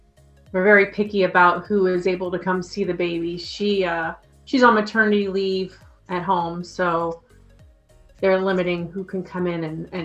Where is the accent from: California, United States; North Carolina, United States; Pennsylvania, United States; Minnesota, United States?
Pennsylvania, United States; Erie; I'm originally from Erie, Pennsylvania.